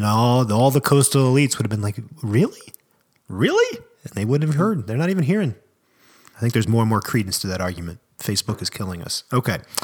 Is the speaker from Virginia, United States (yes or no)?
yes; Alexandria, Virginia, United States; My hometown, Alexandria, Virginia